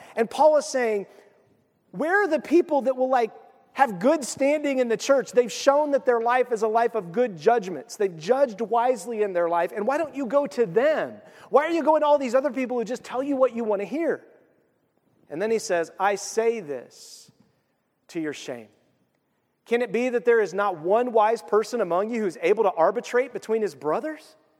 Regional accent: United States; I'm an American

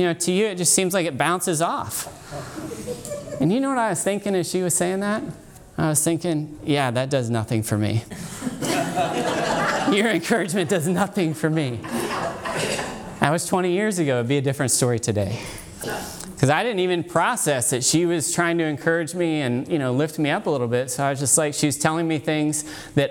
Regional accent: Dayton, Ohio, United States; I come from Dayton, Ohio

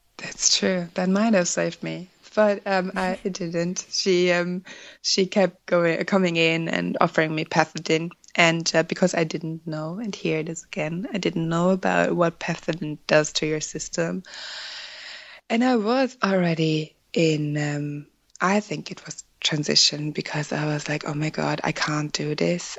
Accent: Germany; first language German; English is a second language; moved away as an adult; now in Ireland; I was born and raised in Germany uh, where I met my husband in 2009

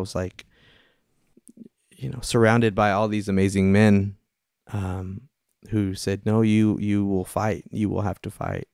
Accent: Austin, Texas, United States; moved away; I was originally from the Austin Diocese

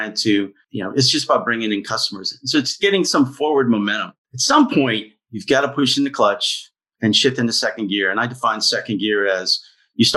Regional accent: Pittsburgh, Pennsylvania, United States; We're from Pittsburgh. My wife is from here and our family's from here

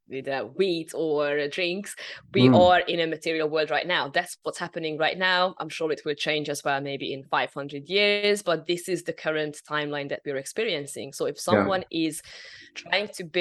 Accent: Hungary; moved away; I'm originally from Hungary.

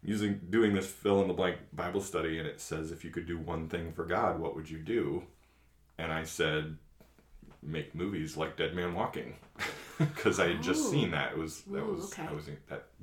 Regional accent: New England, United States; moved away as an adult; also born or lived in Maine / Indiana / New Mexico / North Carolina; now in Michigan, United States; I grew up in New England. I was calling mom back in Massachusetts.

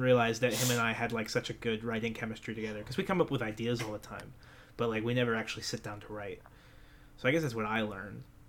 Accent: New Jersey, United States; we're from New Jersey

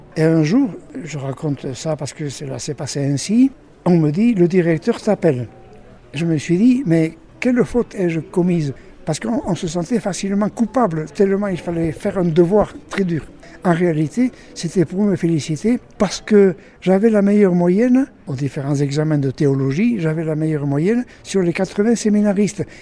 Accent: Ailette, Nouvelle-Aquitaine, France; je suis né à Ailette il y a assez longtemps, mais peu importe, je suis toujours là

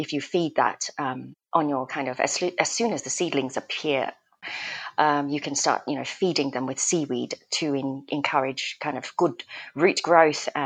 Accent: Australia; also born or lived in Malaysia; now in United Kingdom; I'm Malaysian and I grew up in Australia

